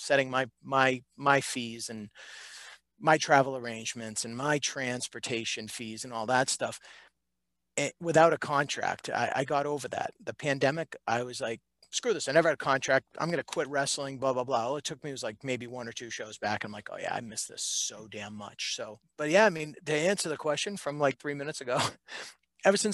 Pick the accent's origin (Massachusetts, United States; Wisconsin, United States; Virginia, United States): Massachusetts, United States; Reading; I grew up in Reading, Massachusetts